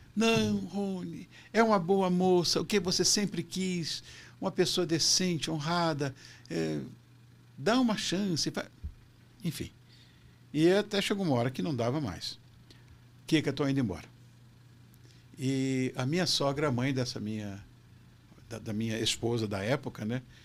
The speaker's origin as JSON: {"language": "Portuguese", "region": "Rio de Janeiro", "country": "Brazil", "tie": "born or raised there", "moved": "as an adult", "lives_now": "São Paulo, Brazil", "said": "Eu sou carioca"}